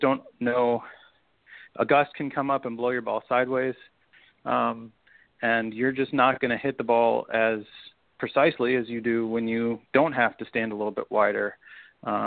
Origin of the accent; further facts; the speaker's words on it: Chicago, Illinois, United States; I grew up in Chicago on a great little public golf course that was right on Lake Michigan